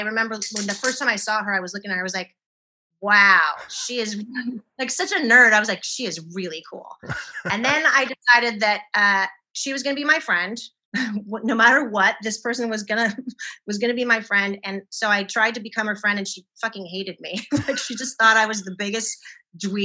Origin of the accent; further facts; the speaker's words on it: Penryn, California, United States; I grew up in a small town called Penryn. In Northern California, which has a population of 1,500 people